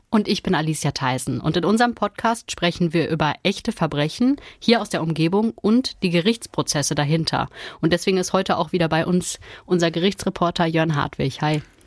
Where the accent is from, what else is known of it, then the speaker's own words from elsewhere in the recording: Ruhr area, North Rhine-Westphalia, Germany; war aber schon länger hier bei uns im Ruhrgebiet